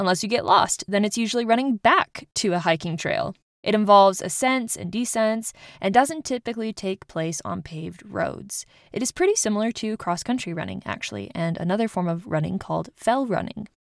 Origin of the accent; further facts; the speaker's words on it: Rocky Mountains, United States; I grew up in the Rocky Mountains. This meant that we had easy access to camping grounds, hikes, and my favorite overall activity, trail running.